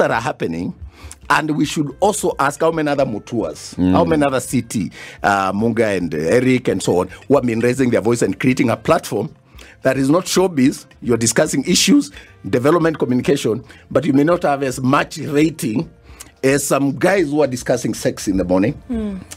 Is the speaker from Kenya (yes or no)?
yes; Mwala, Machakos County, Kenya; moved away; I come from Wala